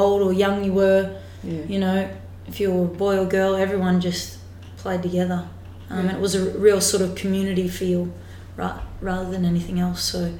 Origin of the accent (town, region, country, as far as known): Australia; born or raised there; moved away as an adult; now in England